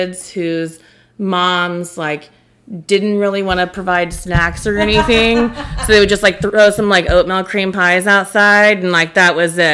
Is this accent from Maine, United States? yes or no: no; South Georgia, United States; also born or lived in Atlanta; growing up in South Georgia